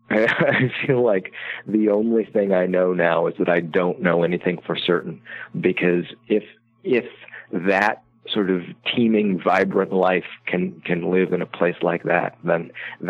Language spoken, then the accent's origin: English; Iowa, United States; I grew up in Iowa